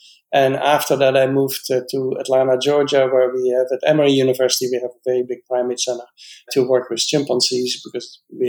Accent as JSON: {"language": "English", "country": "Netherlands", "tie": "born there", "said": "I was born in the Netherlands and I'm a biologist."}